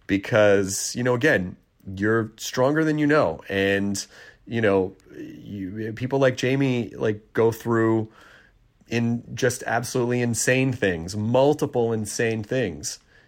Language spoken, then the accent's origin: English; Tennessee, United States; also born or lived in Kentucky; Tennessee, my actual home state of Tennessee. Well, actually, Kentucky's my home state. Tennessee is where I largely grew up.